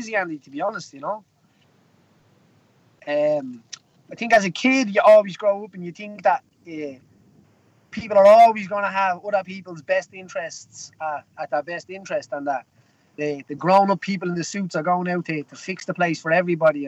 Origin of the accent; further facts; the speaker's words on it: Dublin, Leinster, Ireland; I come from a place called Jobstown in Dublin, which would be a social housing estate